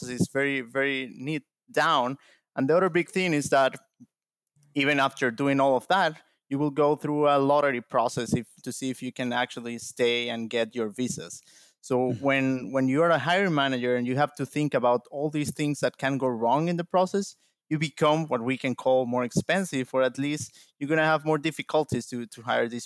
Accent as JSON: {"language": "English", "country": "Venezuela", "moved": "as an adult", "lives_now": "United States", "said": "moved here to the United States from my home country, Venezuela"}